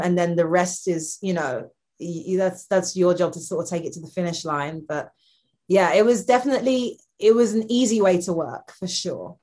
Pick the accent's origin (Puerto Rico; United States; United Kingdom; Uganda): United Kingdom; London; I'm from London